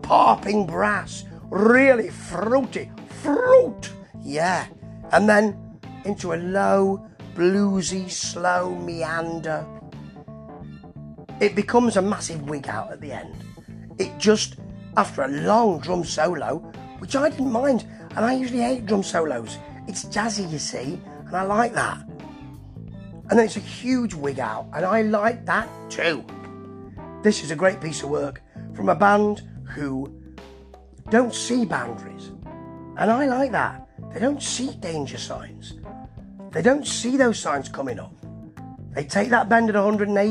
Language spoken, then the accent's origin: English; England, United Kingdom; I am an Englishman.